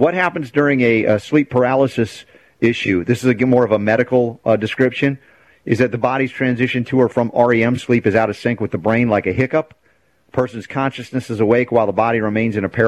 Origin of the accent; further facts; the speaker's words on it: United States; growing up in America